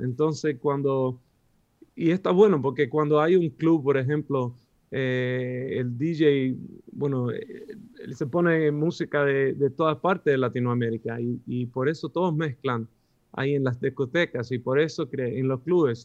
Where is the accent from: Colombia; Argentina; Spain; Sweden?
Sweden; Spanish is a second language; los dos somos suecos